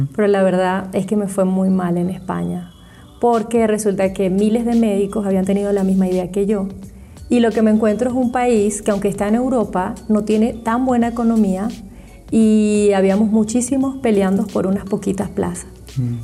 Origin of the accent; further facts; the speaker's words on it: Venezuela; moved away as an adult; now in Germany; yo soy médico venezolana